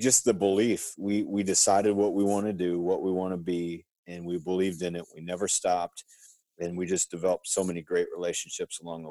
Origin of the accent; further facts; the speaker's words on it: Brownsville, Minnesota, United States; Born and raised in Brownsville, Minnesota